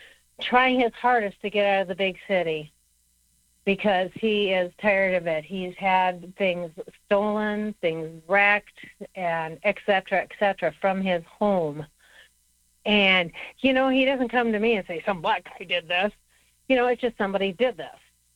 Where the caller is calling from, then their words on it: Wisconsin, United States; I'm calling from Wisconsin.